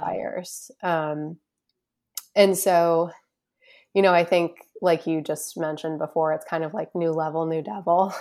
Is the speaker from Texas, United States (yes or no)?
no; Boston, Massachusetts, United States; I'm originally from the Boston, Massachusetts area, northeastern part of the United States